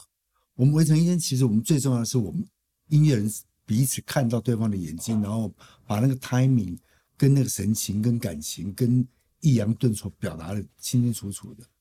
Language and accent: Chinese; Taipei, Taiwan; also born or lived in Yilan / Kaohsiung / Taichung; 所以我在台北出生。三岁我们搬到宜兰去，然后五岁半的时候搬回台北。